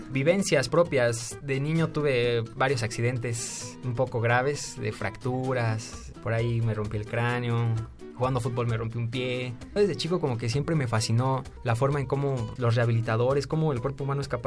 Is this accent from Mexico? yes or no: yes; Mexico City, Mexico; nací aquí en la Ciudad de México el 28 de septiembre de 1996.